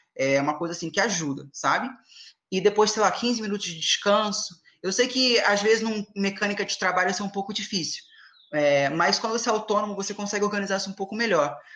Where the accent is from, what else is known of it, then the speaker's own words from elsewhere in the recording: Angra dos Reis, Rio de Janeiro, Brazil; eu sou de Angra